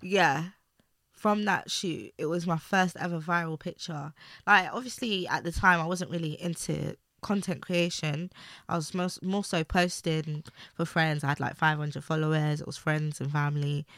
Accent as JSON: {"language": "English", "region": "London", "country": "United Kingdom", "tie": "born or raised there", "said": "I grew up in East London"}